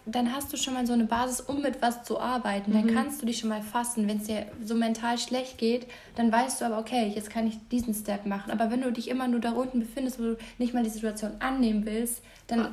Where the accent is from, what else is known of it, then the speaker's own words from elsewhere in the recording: Munich, Bavaria, Germany; also born or lived in Passau; ich bin ja in Giesing auch groß geworden